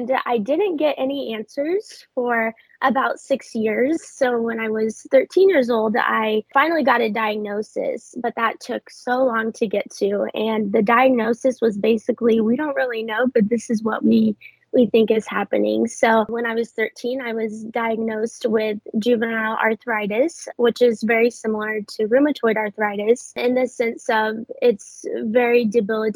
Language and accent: English; Southern Illinois, United States; moved away as an adult; I was raised in Southern Illinois, so a little bit of a small town sort of vibe